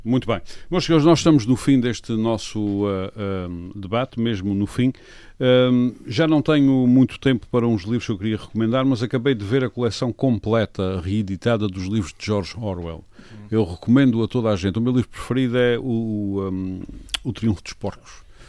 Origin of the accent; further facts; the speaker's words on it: Azores, Portugal; eu como açoriano